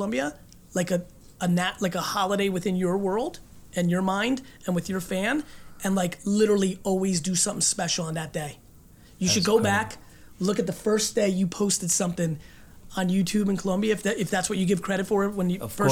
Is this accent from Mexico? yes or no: no; Russia; moved away; I was born in Russia and lived in a studio apartment with this many family members